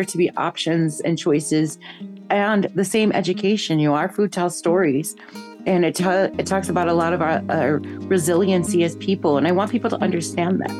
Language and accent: English; Chicago, Illinois, United States; I grew up in Chicago. I started school here